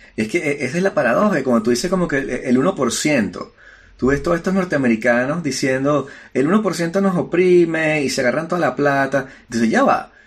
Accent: Venezuela; now in France; soy un inmigrante. Y vengo de Venezuela y hablo con acento.

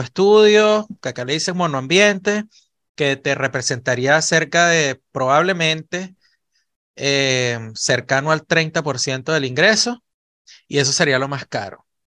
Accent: Venezuela; moved away as an adult; yo salí de Venezuela y yo no salí de Venezuela como un inmigrante, yo salí de Venezuela con una oportunidad laboral y me convertí en inmigrante fuera de Venezuela.

